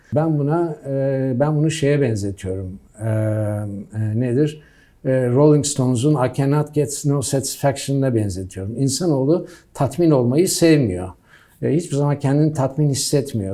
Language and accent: Turkish; United States; moved away; ben Amerika'da büyüdüm.